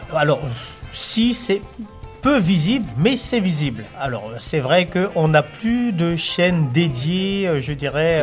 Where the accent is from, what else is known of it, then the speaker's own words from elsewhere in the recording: French Guiana; je suis de la Guyane